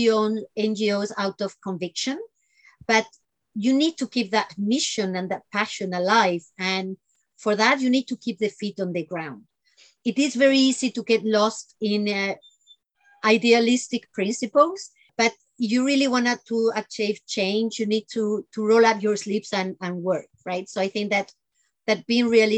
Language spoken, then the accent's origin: English; Spain; I grew up in Spain, and pretty much between the south and the north.